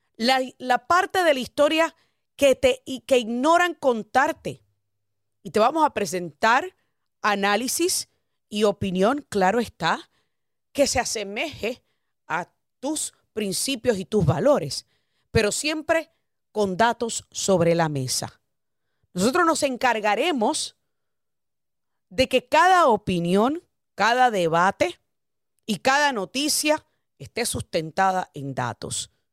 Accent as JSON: {"language": "Spanish", "country": "United States", "said": "somos americanos, somos como tú, somos hispanoparlantes, amamos esta nación"}